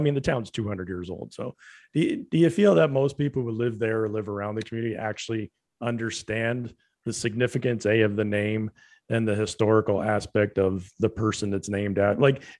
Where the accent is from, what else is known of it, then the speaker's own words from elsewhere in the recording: LaSalle, Ontario, Canada; I grew up in LaSalle